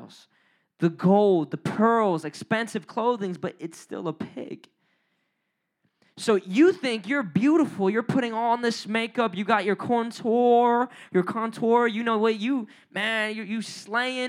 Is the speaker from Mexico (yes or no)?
no; Puerto Rico; I'm Puerto Rican. I know I don't look like it, but I'm Puerto Rican.